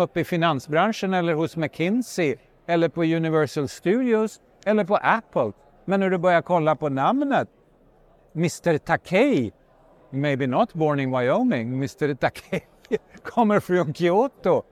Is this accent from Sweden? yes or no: no; Finland; jag är från Finland